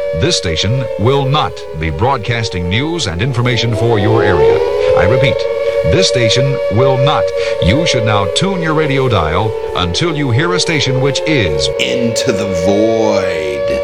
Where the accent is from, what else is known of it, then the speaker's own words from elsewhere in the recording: Sweden; growing up in Sweden